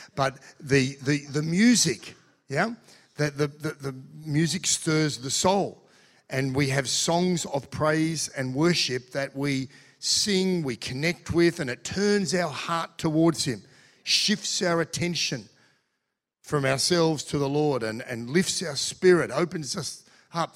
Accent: Australia; I'm Australian too

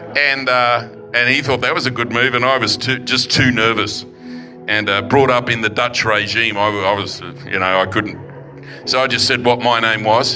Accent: Forestville, New South Wales, Australia; now in London, United Kingdom; childhood growing up in Forestville

